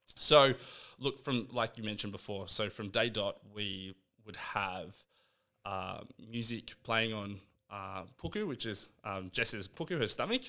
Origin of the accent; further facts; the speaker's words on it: Canberra, Australian Capital Territory, Australia; I grew up in Canberra